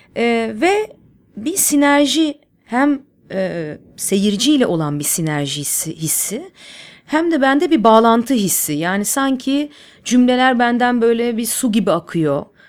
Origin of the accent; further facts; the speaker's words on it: Istanbul, Turkey; İstanbul'da büyüdüm. E, Nişantaşı'nda Işık Lisesi'nde okudum